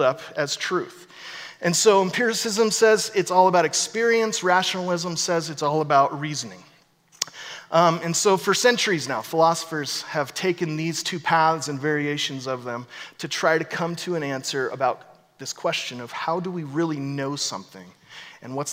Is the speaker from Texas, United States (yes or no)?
no; Corvallis, Oregon, United States; I'm from Corvallis